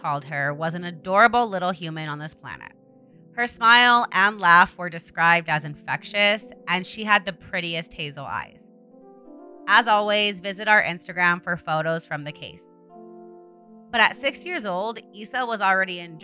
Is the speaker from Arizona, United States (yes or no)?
yes; Arizona, United States; also born or lived in Tucson, Arizona; my home state of Arizona and even to the town that I currently live in, Tucson, Arizona.